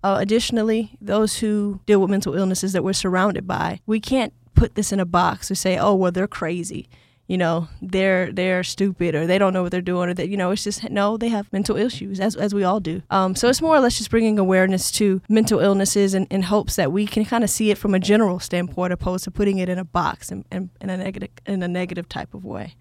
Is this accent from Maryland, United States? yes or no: no; Atlanta, Georgia, United States; growing up in Atlanta